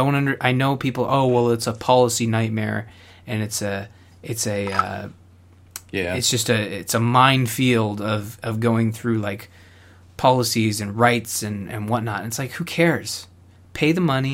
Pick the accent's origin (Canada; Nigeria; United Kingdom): Canada; as a Canadian